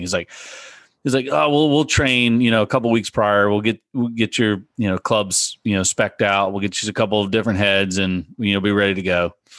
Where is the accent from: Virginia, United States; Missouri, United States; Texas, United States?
Virginia, United States; south central; I grew up playing in the Piedmont Section Junior Golf uh, League, which is in the central, south central part of Virginia